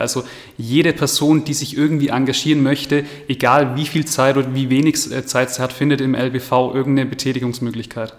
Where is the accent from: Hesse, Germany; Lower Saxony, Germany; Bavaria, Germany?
Bavaria, Germany; bei uns in Bayern